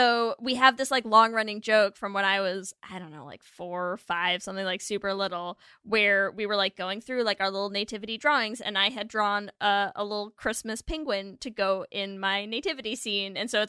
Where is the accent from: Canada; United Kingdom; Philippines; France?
France; moved away; when I was little, I grew up in France. And when I was a kid, we were like dirt poor.